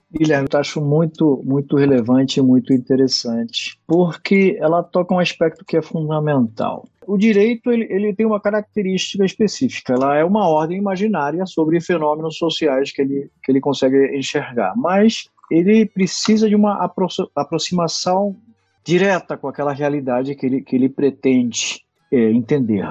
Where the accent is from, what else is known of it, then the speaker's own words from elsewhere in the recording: Costa Rica; moved away; also born or lived in Brazil; eu sou costarriquenho